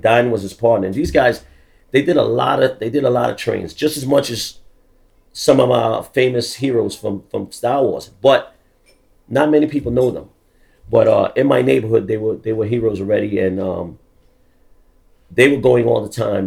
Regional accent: New York City, New York, United States; also born or lived in London, United Kingdom; I'm from the Bronx. I really I grew up in the Bronx, but I wasn't born in the Bronx. I was actually born in London, in the UK

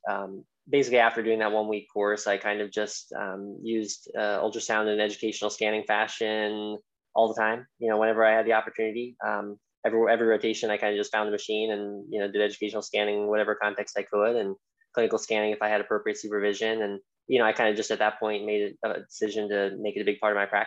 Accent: Philadelphia, Pennsylvania, United States; moved away as an adult; also born or lived in Pittsburgh; now in Cleveland, United States; I grew up in Philadelphia, then went to Pittsburgh for residency, and I'm currently in Cleveland

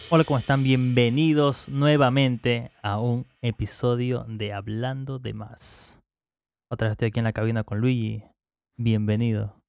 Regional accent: Manta, Manabí, Ecuador; las personas que somos acá de Manta

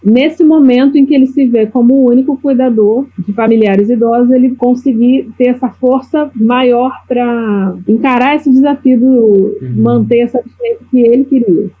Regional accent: Rio de Janeiro, Brazil; now in Florianópolis, Brazil; Rio de Janeiro, que é de onde eu sou. Hoje eu vivo em Florianópolis

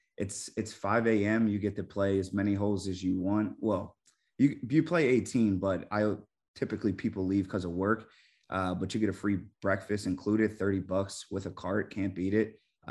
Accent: the East, East Coast, United States; now in Arizona, United States; I grew up on the East and we always had the beach. I am landlocked here

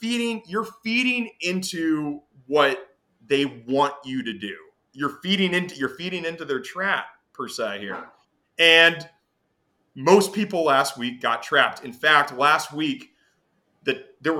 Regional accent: Nashville, Tennessee, United States; also born or lived in Detroit, United States / Chicago, United States; now in New York, United States; I was raised in Nashville

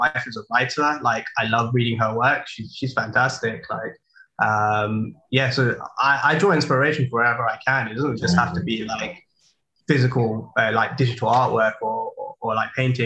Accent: London, United Kingdom; growing up in London

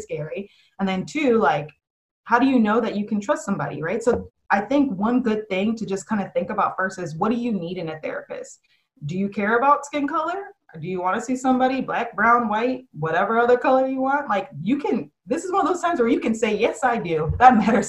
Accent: Chicago, Illinois, United States; now in Dallas, United States; I'm from Chicago

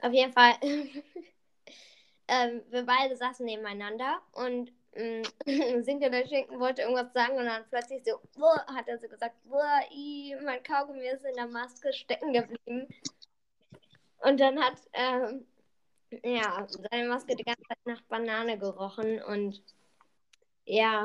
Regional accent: Berlin, Germany; wir sind drei, zwei Berliner Jungs

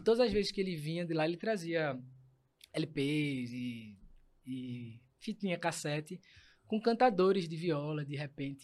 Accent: Recife, Pernambuco, Brazil; eu vim de, de, da Iputinga, maior orgulho, viva Iputinga

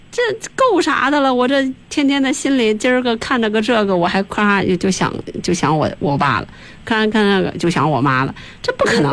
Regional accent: China; 我们中国人都是在这样的轮回当中。

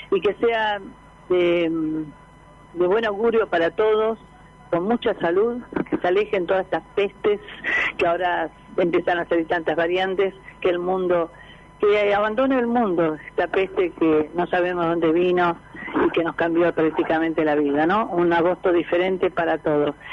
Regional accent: Paraguay; como paraguaya las tradiciones guaraníticas son ¿sabes qué? Conservadas y, elaboradas desde mucho tiempo se sigue, se siguen haciendo.

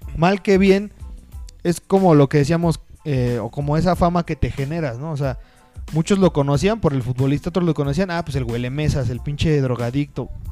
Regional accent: Mexico; como mexicanos podemos ser

